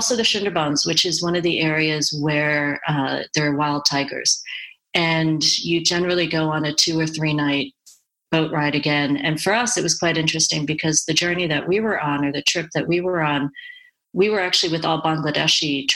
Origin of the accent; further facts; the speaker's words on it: United States; Dan and I are white, we're American